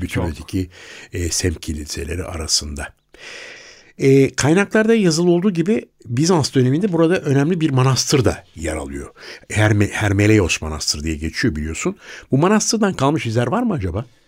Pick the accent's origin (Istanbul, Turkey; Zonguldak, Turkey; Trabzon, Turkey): Istanbul, Turkey; Ben mesela bir Bakırköylü, bir Yeşilköylü olarak